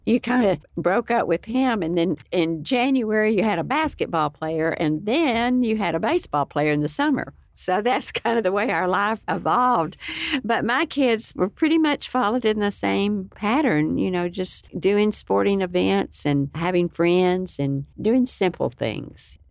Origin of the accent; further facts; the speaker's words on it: Lubbock, Texas, United States; I was born and raised in Lubbock, Texas, and it's been my home for many years